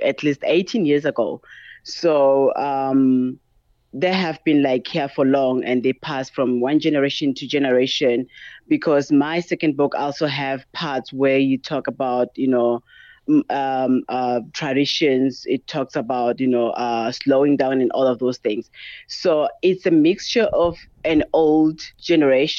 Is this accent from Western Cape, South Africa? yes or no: no; Limpopo, South Africa; moved away as an adult; also born or lived in Johannesburg, Gauteng / Cape Town / North West; I'm from South Africa, and I have lived here my entire life. I was actually born here and raised here.